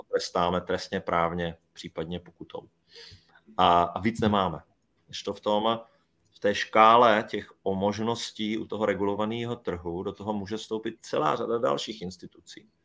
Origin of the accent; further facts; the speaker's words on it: Brno, South Moravian Region, Czechia; Já, já jsem třeba Brňák, no, měl být Brňák